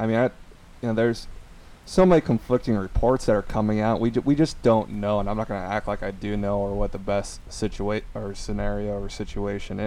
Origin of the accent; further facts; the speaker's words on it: Omaha, Nebraska, United States; now in Florida, United States; our house that I grew up in back in Omaha